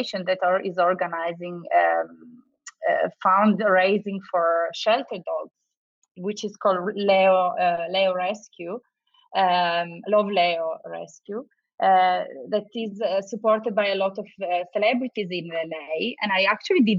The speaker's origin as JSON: {"language": "English", "town": "Turin", "region": "Piedmont", "country": "Italy", "also_born_or_lived": "London, United Kingdom", "moved": "as an adult", "lives_now": "Los Angeles, United States", "said": "I'm from Turin, from a little town that is very industrial"}